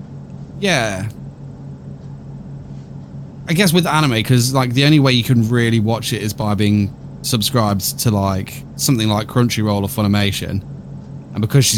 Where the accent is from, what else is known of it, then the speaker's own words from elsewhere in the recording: United Kingdom; we are British